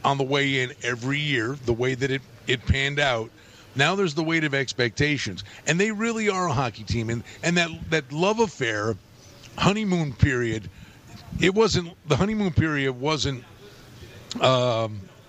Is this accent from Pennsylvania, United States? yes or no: yes; northeastern Pennsylvania, United States; moved away as an adult; also born or lived in Buffalo; now in Las Vegas, United States; I grew up in northeastern Pennsylvania